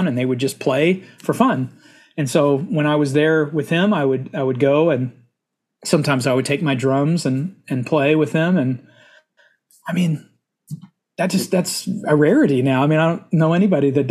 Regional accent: Stephenville, Texas, United States; also born or lived in Hico, Texas; I grew up in Central Texas. My whole extended family is from a little town called Hyco, Texas. I lived with my mother about 20 minutes north of there called Stephenville, Texas. And so that's where I grew up

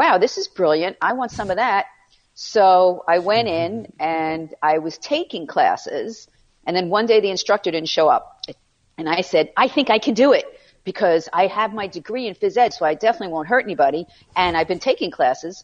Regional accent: New York City, New York, United States; accent: New York; now in Sagaponack, United States; I grew up in Far Rockaway

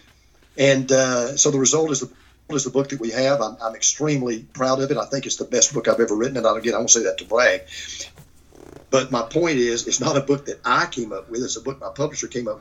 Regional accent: Gainesville, Georgia, United States; I'm about 30 miles from where I actually was literally born. Mm-hmm. And grew up, a little town called Gainesville, Georgia, which is about 50 miles northeast of Atlanta.

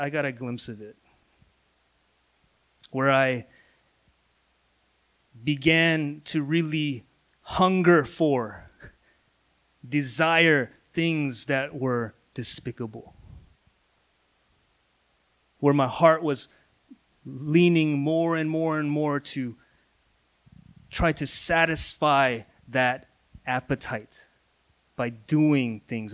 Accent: Missouri, United States; I'm from Missouri. That's the Midwest of the United States

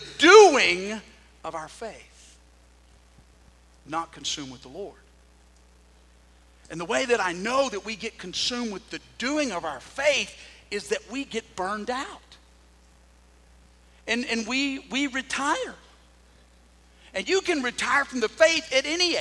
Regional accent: Sulphur Springs, Texas, United States; I was growing up in Sulphur Springs. I was a sophomore

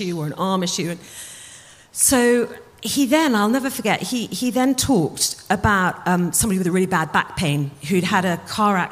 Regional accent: United Kingdom; we are really British

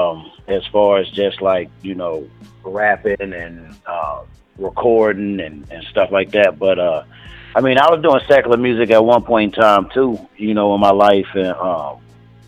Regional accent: Charlotte, North Carolina, United States; I'm originally from Charlotte, man. Charlotte, North Carolina

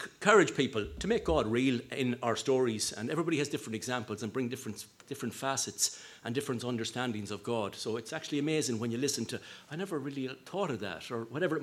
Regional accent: Sligo, Connacht, Ireland; I'm from Sligo

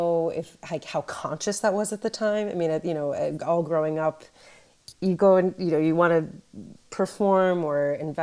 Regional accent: Webster Groves, Missouri, United States; I grew up in Webster Groves, which, like so many neighborhoods in St. Louis and across the United States, was segregated historically.

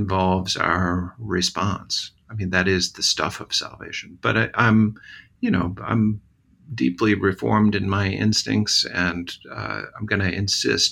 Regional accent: Southwest Missouri, United States; growing up in Southwest Missouri

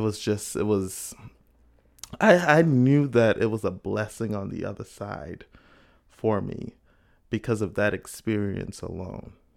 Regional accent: Bahamas; now in United States; growing up in the Bahamas.

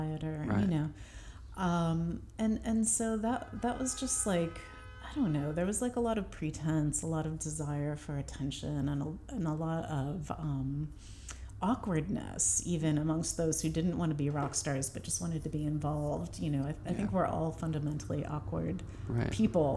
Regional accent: St. Louis, Missouri, United States; moved away as an adult; also born or lived in San Francisco / Baltimore / Chicago; now in Brooklyn, United States; I grew up in St. Louis, and when I left to go to MICA in Baltimore

